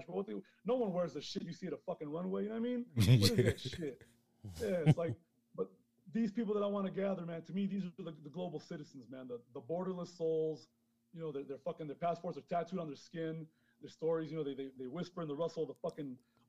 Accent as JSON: {"language": "English", "town": "New York City", "region": "New York", "country": "United States", "tie": "born or raised there", "also_born_or_lived": "Honduras / London / Las Vegas", "moved": "as an adult", "lives_now": "Mexico", "said": "I was born in Honduras, man. I grew up in Queens, but I also lived in London and fucking Vegas"}